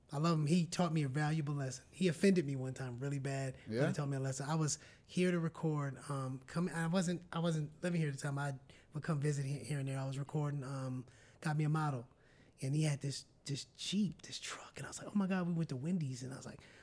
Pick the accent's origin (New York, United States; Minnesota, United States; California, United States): Minnesota, United States; Minneapolis; I'm from Minneapolis